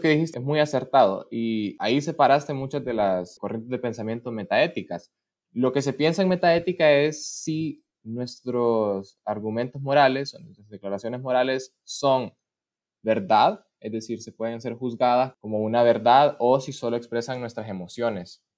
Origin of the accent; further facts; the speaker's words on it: Honduras; moved away as an adult; now in Russia; en Honduras, que pues es mi país natal